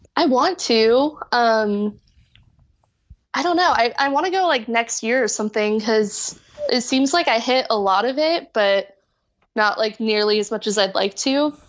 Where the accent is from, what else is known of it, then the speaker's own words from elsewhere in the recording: Orange County, California, United States; moved away as an adult; now in Los Angeles, United States; I'm from Orange County, like, my family lives down there in, like, Dana Point area